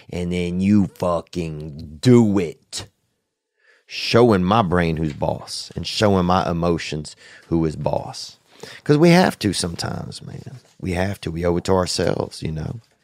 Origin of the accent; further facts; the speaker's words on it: Covington, Louisiana, United States; moved away; that's my hometown, Saint Tammany Parish, down there along the Chafunkta River in Covington